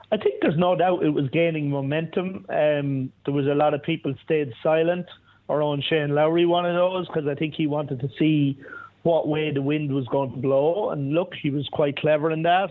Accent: Ireland; as an Irish guy

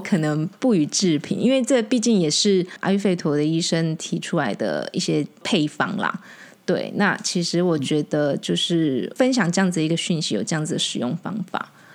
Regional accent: Taiwan; 我们讲台语

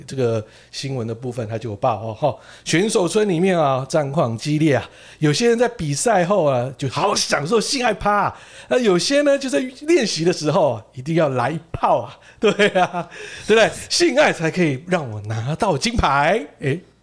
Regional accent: Japan; 我们日本人

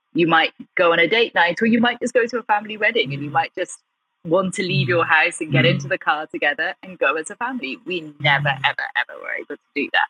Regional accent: Gloucestershire, South West England, United Kingdom; also born or lived in Birmingham; We're in this tiny village in the heart of Gloucestershire

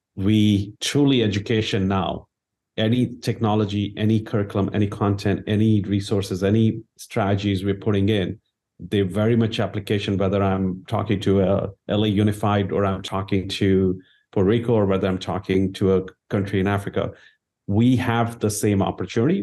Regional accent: India; moved away; I grew up in India

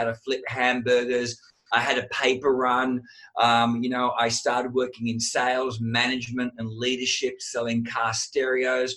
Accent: Sydney, New South Wales, Australia; I was the Italian WOG kid growing up in Sydney, Australia.

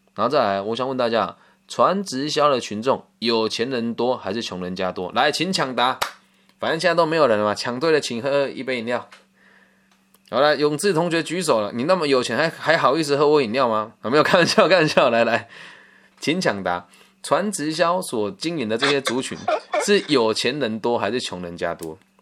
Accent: Taiwan; 我们在台湾

